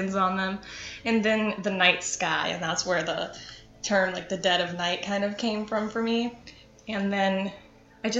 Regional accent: Cleveland, Ohio, United States; I'm from Cleveland.

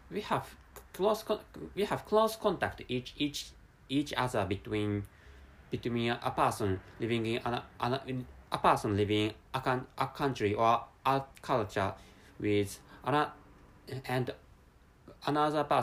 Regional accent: Japan; first language Japanese; English is a second language; I'm an Asian person and my mother tongue is Japanese language, which is which is dram- dramatically or which is la- largely largely different from different from English language

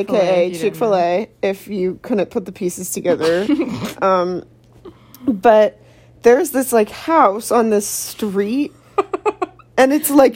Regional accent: Florida, United States; now in Fort Mill, United States; I'm not from here. I'm from Florida.

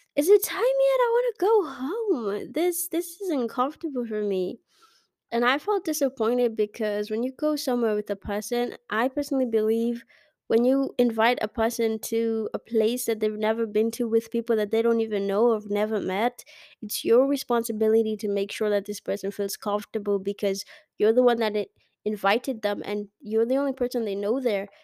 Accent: Kenya; I'm Kenyan

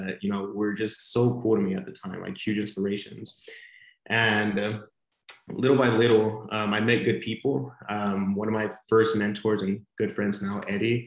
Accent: Monterey, California, United States; moved away as an adult; now in San Diego, United States; I was born and raised in Monterey, California, which is about 8 hours up north from San Diego

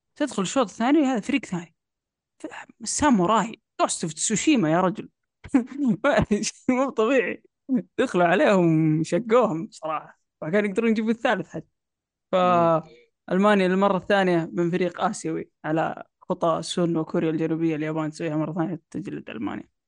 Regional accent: Saudi Arabia; عندنا في السعودية

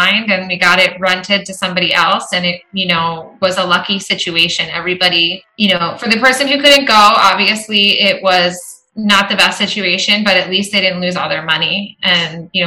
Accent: Arizona, United States; I'm from Arizona

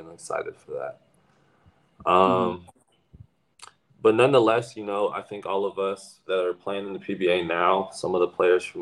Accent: Philippines; being me and being Filipino, and I, I have this ability.

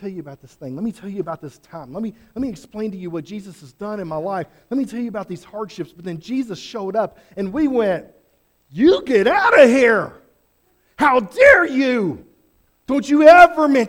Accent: Fairdale, Oklahoma, United States; I grew up near Fairdale. I grew up Oklahoma and Fairdale

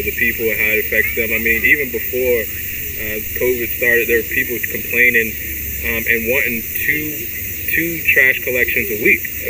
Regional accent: South Carolina, United States; also born or lived in Baltimore, Maryland; So I was born here. I was born at Park Heights. You know, and around 3 years old, my mom and she had recently gotten married. So my mom and dad, we all moved to South Carolina.

